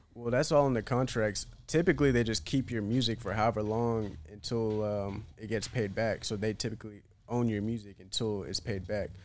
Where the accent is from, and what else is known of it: Chapel Hill, North Carolina, United States; born or raised there; moved away as an adult; also born or lived in Bishop's Stortford, England / Iraqi Kurdistan (parents); now in Miami, United States